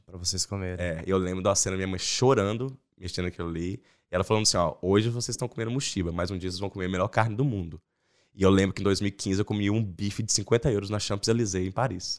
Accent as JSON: {"language": "Portuguese", "town": "Belo Horizonte", "region": "Minas Gerais", "country": "Brazil", "tie": "born or raised there", "also_born_or_lived": "Espírito Santo / Salvador / Rondônia / Goiânia", "moved": "as an adult", "said": "E em 89 a gente mudou para Belo Horizonte. que Eu tinha 5 anos. Então, eu sou mineiro"}